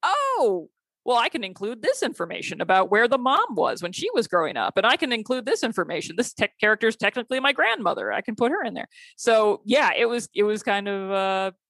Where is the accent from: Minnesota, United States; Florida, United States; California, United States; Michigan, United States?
Michigan, United States; Kalamazoo; moved away as an adult; also born or lived in Indiana; I grew up in Kalamazoo, Michigan, which is not a teeny, teeny town.